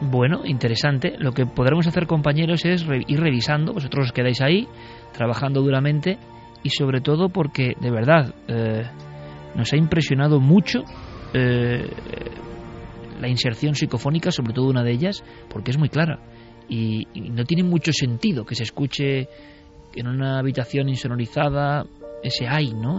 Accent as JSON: {"language": "Spanish", "town": "Vitoria-Gasteiz", "region": "Basque Country", "country": "Spain", "tie": "born or raised there", "said": "yo como vitoriano, nací en Vitoria"}